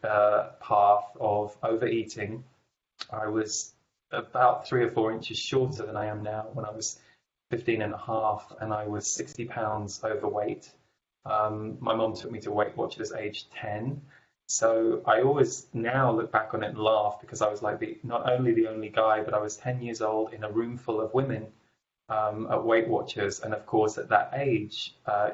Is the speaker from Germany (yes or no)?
no; England, United Kingdom; I grew up in England